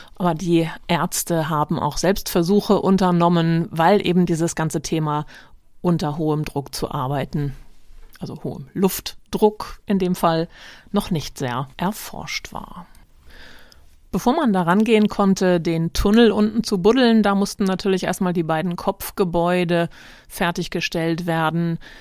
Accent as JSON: {"language": "German", "region": "Hamburg", "country": "Germany", "said": "als Norddeutscher und Hamburger"}